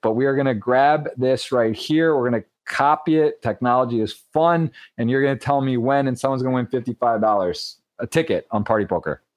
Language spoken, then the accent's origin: English; Michigan, United States; Michigan just passed. That's pretty big. That's, right. my home state